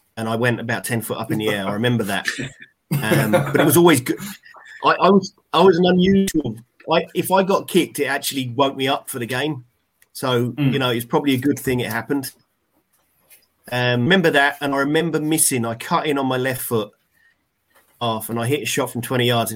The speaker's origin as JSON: {"language": "English", "town": "Haslemere", "region": "South East England", "country": "United Kingdom", "tie": "born or raised there", "said": "my village where I grew up in Haysmere in Surrey"}